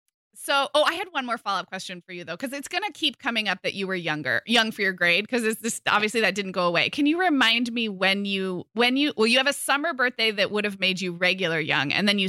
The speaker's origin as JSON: {"language": "English", "region": "California", "country": "United States", "tie": "born or raised there", "said": "but growing up in California, would get plenty blonde, especially in the summer, a little bit freckly."}